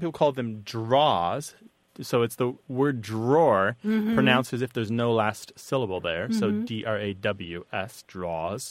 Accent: St. Louis, Missouri, United States; I was born there

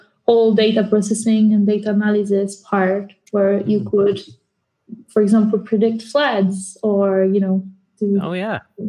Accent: Poland; moved away; I come from Poland, so I'm just around the corner for a change.

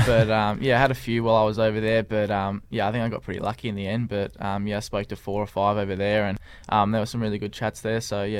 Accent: Clarence, Tasmania, Australia; born or raised there

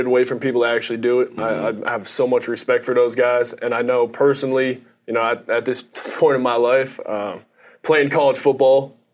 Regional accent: Frackville, Pennsylvania, United States; Frackville, small, cold region town, not much going on, just very blue collar.

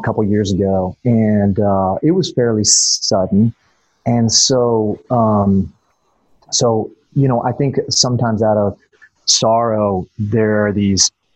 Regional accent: Maysville, Kentucky, United States; born or raised there; moved away

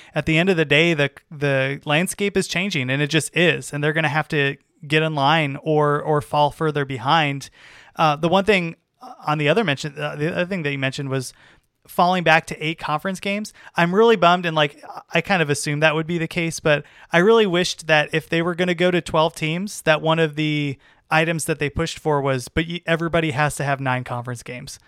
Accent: California, United States; I grew up in California

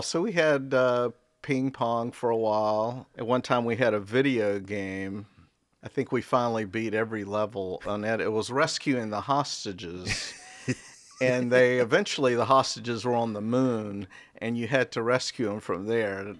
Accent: Raleigh, North Carolina, United States; also born or lived in Statesville, North Carolina; I was born in Statesville, North Carolina, and my family moved to Raleigh probably before I was two. And so I lived in Raleigh until going to Carolina in 75.

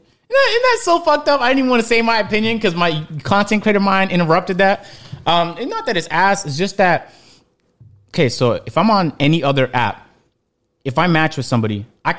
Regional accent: Canada; born there; But I'm not even really from Ethiopia. I was born in Canada.

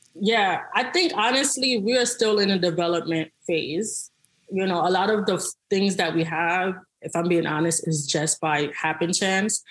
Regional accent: New York City, New York, United States; I was from the Bronx, New York. Um, I grew up on food stamps

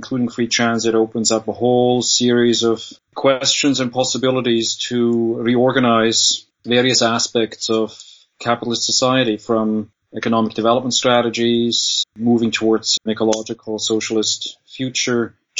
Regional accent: Switzerland; now in Toronto, Canada; I've lived in Toronto since I came here from Switzerland in 1989

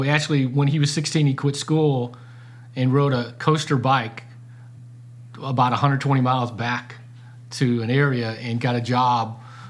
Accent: North St. Louis County, Missouri, United States; accent: Ozark; also born or lived in Ozarks; I grew up in North St. Louis County

